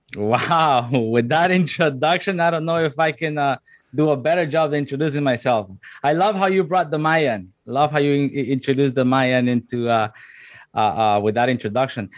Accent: La Ceiba, Atlántida, Honduras; also born or lived in Tegucigalpa, Honduras; now in Canada; once my mom graduated, then I moved to La Ceiba

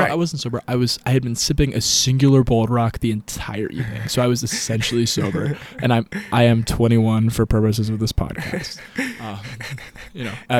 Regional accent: Vienna, Virginia, United States; now in Charlottesville, United States; I'm a current first year at the University of Virginia. I live in Bonnie Castle. I'm originally from Vienna, Virginia

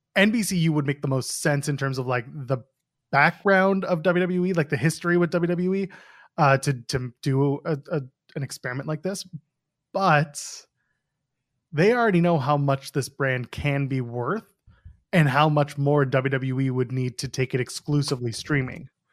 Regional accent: Canada; I'm a Canadian

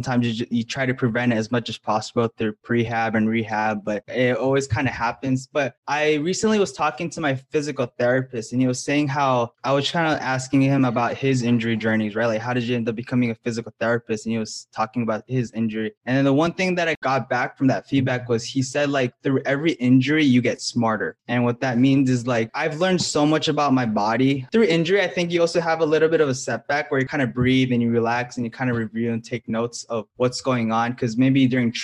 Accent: Hawaii, United States; moved away; I'm originally from Hawaii

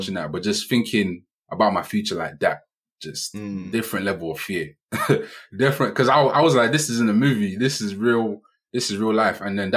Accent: London, United Kingdom; growing up in Hackney

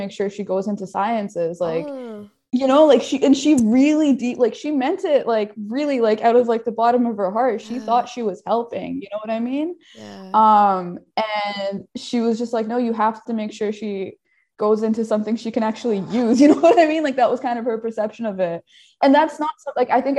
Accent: Edmonton, Alberta, Canada; growing up in Edmonton

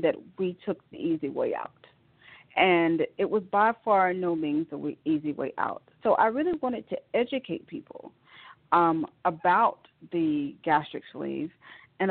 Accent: Rome, Georgia, United States; moved away as an adult; now in Atlanta, United States; I am from Rome, Georgia, a little small town outside of Atlanta, Georgia, northwest of Atlanta, Georgia, where I was born and raised

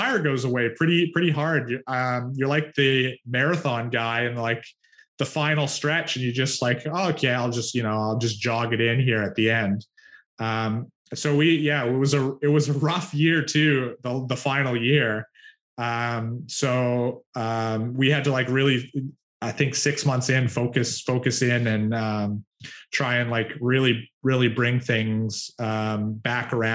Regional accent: Canada; I'm Canadian

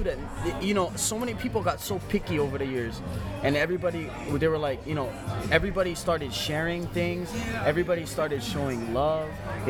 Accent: Lahaina, Hawaii, United States; I'm from Lahaina, he from Lahaina. We born and raised West Side.

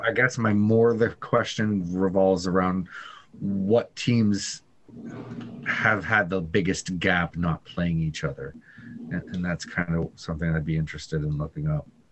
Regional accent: Colorado, United States; I was born in Colorado

